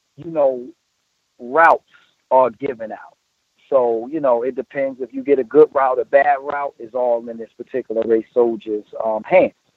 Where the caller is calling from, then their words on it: New Jersey, United States; I'm calling from New Jersey